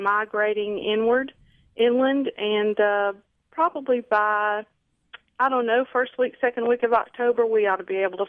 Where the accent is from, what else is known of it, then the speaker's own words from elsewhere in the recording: North Louisiana, United States; moved away as an adult; also born or lived in Southern Terrebonne Parish, Louisiana; now in Terrebonne Parish, United States; I am originally from North Louisiana, and I moved down to South Louisiana in 1978 and went to work in the oil field.